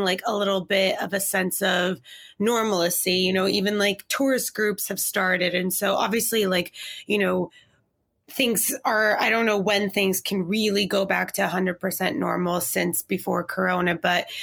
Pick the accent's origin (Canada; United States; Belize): Canada; also born or lived in Israel; we stayed in Israel till I was about 3 years old and then immigrated to Canada